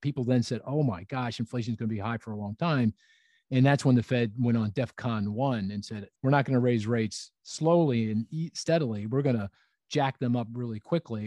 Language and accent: English; Philadelphia, Pennsylvania, United States; my hometown of Philadelphia